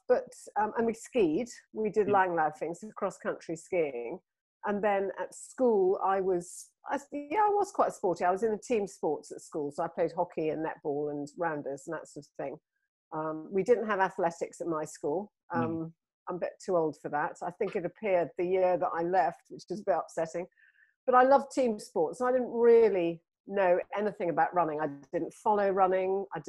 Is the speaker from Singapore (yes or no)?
yes; Singapore; born there; Well, my father was in the army. So I was born in Singapore, actually.